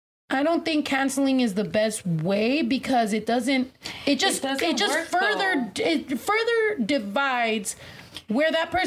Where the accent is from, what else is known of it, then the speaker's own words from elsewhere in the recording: San Diego, California, United States; also born or lived in San Jose; I'm originally from San Jose. Then I was raised in San Diego.